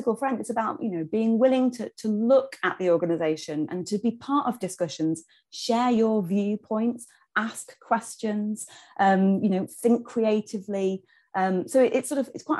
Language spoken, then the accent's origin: English; Knaresborough, Yorkshire and the Humber, United Kingdom; moved away as an adult; I'm from Knaresborough originally, and that's where I live now, having spent some time away